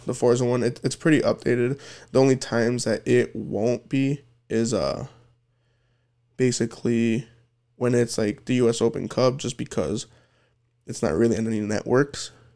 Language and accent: English; United States; I'm American